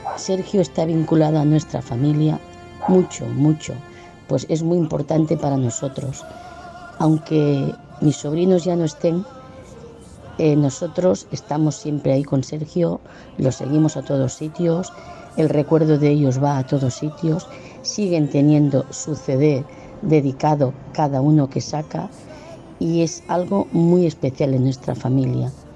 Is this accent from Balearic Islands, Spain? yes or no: no; Sabadell, Catalonia, Spain; Soy de Sabadell